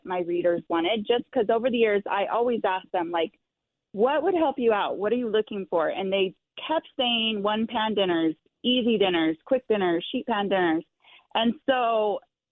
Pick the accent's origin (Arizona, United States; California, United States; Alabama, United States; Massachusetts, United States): Arizona, United States; also born or lived in Miami, Florida; now in Utah, United States; I grew up in Arizona